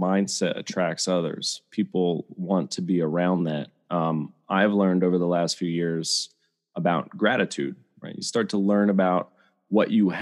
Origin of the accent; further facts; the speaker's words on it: Bethlehem, Pennsylvania, United States; I grew up in the Lehigh Valley, so I'm a Bethlehem guy